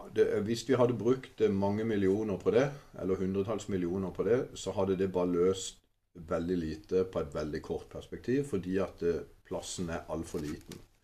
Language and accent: Norwegian; Kristiansand, Agder, Norway; also born or lived in Åseral; now in Mandal, Norway; jeg er jo opprinnelig fra Kristiansand. Jeg eh, var noen år oppe i Åsral før jeg kom ned til Mandal